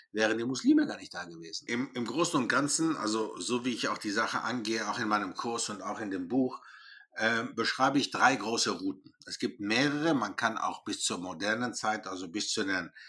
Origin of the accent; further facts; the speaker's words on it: Greece; Ich komme nicht aus Schweden, ich komme aus Griechenland.